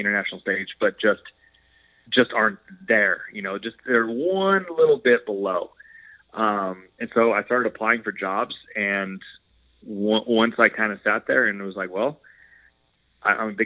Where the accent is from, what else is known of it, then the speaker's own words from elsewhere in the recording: Monterey, California, United States; also born or lived in Santa Barbara, California / Boise, Idaho; I grew up in Monterey, California